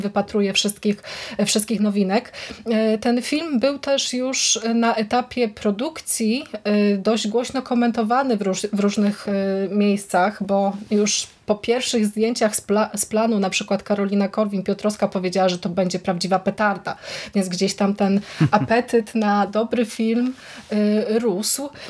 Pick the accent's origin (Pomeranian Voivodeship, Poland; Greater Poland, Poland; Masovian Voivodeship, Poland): Greater Poland, Poland; Wągrowiec; z Wągrowca, czyli z mojej, z mojej rodzinnej miejscowości